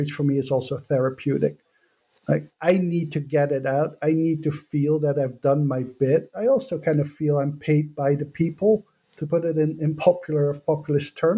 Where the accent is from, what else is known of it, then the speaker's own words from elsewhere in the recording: Netherlands; moved away as an adult; now in United States; I come from the Netherlands.